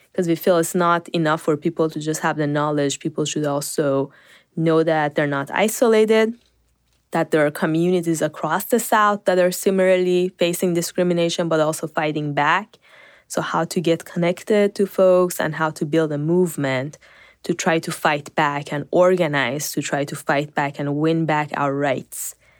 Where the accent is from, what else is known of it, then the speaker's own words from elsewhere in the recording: Iran; also born or lived in North Carolina; now in United States; I grew up in Iran.